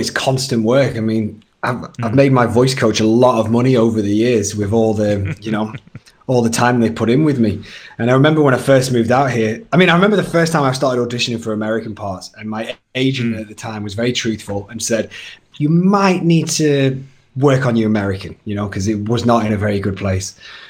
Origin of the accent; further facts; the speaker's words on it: England, United Kingdom; you break the accent and you say, oh, I'm from England, or you just speak, all right, cheers guys, see you later. And they're like, what, hang on, are you British?